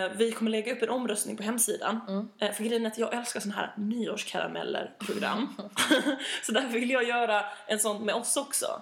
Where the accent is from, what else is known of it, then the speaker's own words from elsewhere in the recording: Malmö, Skåne, Sweden; moved away; nu när jag är hemma i Malmö så kommer jag jobba